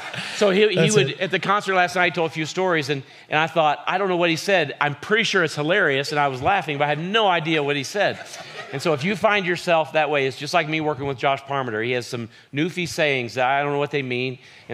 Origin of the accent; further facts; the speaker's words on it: Ireland; accent: Southern Irish; Southern Ireland is my accent.